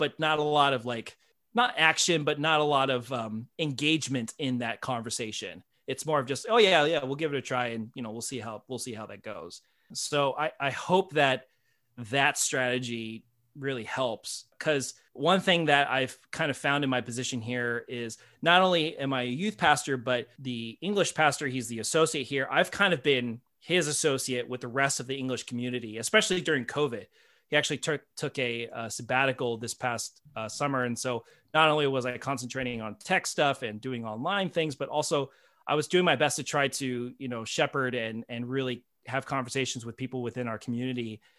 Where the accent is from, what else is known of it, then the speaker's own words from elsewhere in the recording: United States; That's been a very hard bridge to cross culturally for me because I'm so American.